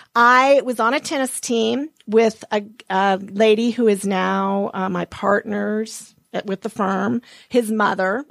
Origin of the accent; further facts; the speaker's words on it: Montana, United States; moved away; I was born and raised in Montana.